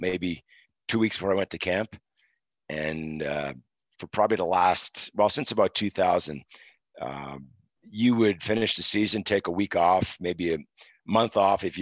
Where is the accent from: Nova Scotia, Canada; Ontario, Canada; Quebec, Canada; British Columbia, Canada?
Quebec, Canada; Montreal; born and raised in Montreal, moved to the suburbs, the western suburbs, when I was three, and lived there my entire childhood and most of my adulthood.